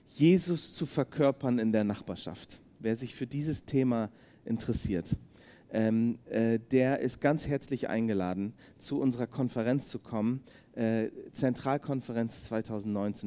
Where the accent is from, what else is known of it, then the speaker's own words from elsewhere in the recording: Bremen, Germany; now in Marburg, Germany; denn ich bin ein Bremer